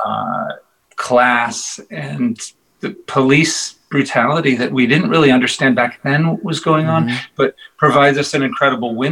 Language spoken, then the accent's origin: English; Boston, Massachusetts, United States; now in New York, United States; I'm really from Boston